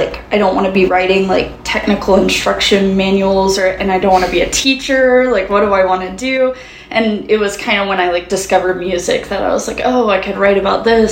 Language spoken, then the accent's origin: English; Jackson, Mississippi, United States; moved away as an adult; now in Nashville, United States; I'm originally from Mississippi. My family is all kind of from the coast. I grew up in Jackson, the capital.